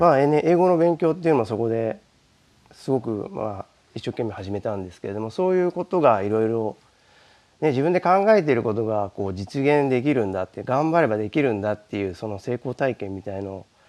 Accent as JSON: {"language": "Japanese", "region": "Tokyo", "country": "Japan", "tie": "born or raised there", "moved": "yes", "said": "僕は出身は東京です"}